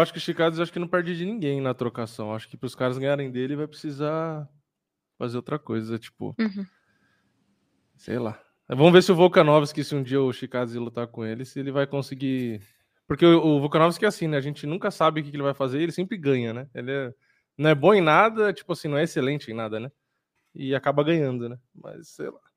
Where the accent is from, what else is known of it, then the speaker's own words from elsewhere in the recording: Praia Grande, São Paulo, Brazil; now in São Paulo, Brazil; a minha infância foi na Praia Grande